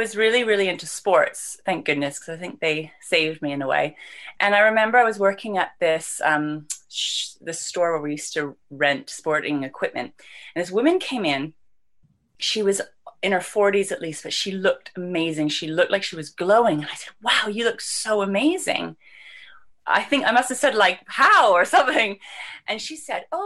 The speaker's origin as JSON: {"language": "English", "town": "Vancouver", "region": "British Columbia", "country": "Canada", "tie": "born or raised there", "moved": "yes", "lives_now": "London, United Kingdom", "said": "I was born and raised in Vancouver, Canada"}